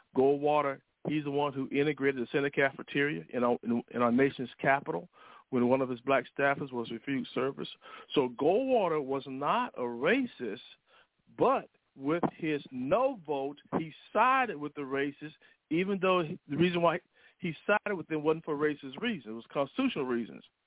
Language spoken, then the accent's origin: English; Alabama, United States; I grew up in Alabama